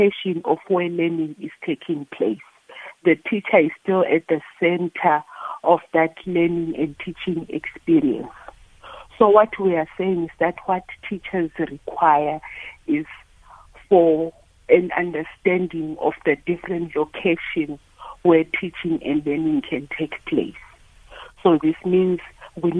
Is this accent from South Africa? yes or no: yes; South Africa; as a South African society